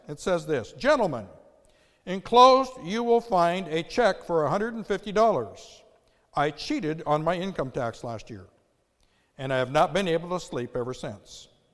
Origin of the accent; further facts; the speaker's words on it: United States; the incredible privilege of growing up in the United States